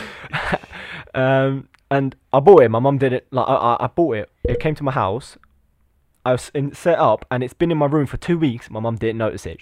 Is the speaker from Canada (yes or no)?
no; Lithuania; now in England; I was born in Lithuania, but I'm, I live in England